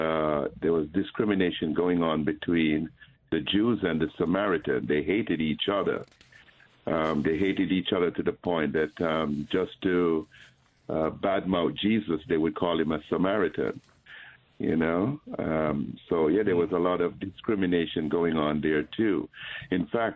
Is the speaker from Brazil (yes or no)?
no; Jamaica; moved away; I grew up in Jamaica in the Catholic schools.